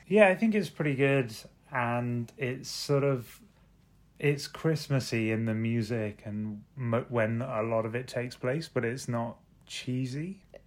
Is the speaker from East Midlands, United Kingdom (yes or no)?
no; London, United Kingdom; I'm from London